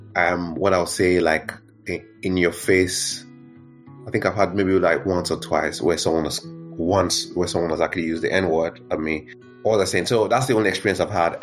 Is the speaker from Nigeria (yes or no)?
yes; Nigeria; moved away as an adult; also born or lived in Benue State / Lagos; now in United Kingdom; I was just like a typical kid growing up growing up in Nigeria, um, but in my hometown, and then um, growing up, you know, into my teens in Lagos